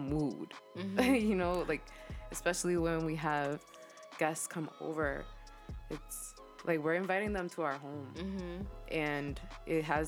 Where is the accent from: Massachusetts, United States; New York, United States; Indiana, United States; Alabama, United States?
Massachusetts, United States; Boston; I was born and raised in Boston